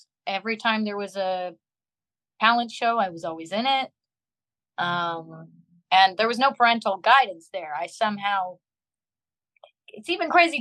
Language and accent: English; Long Beach, California, United States; my birth certificate says I'm from Long Beach, California